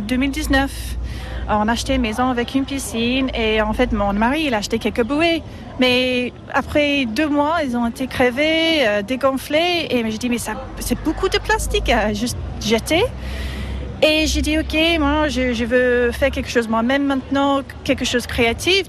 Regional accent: England, United Kingdom; French is a second language; moved away as an adult; also born or lived in Antibes, France; now in France; je suis anglaise

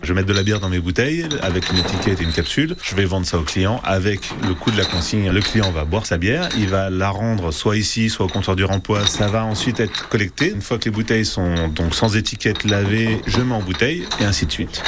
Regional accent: Belgium; now in Saint-Pryvé-Saint-Mesmin, France; Je suis né en Belgique

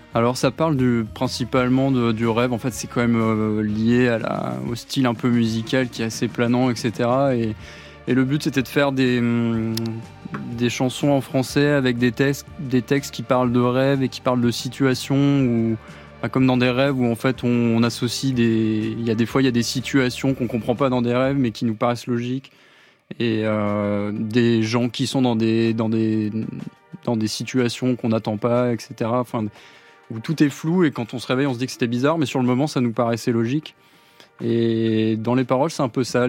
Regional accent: France; je suis né en France

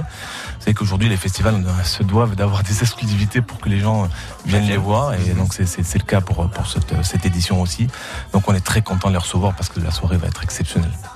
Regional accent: Nice, Provence-Alpes-Côte d'Azur, France; je suis niçois

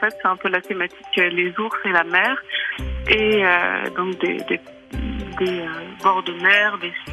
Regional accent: Cherbourg, Normandy, France; moved away as an adult; now in Switzerland; je suis artiste peintre, je suis d'origine de Cherbourg et je vis en Suisse depuis quelques années.

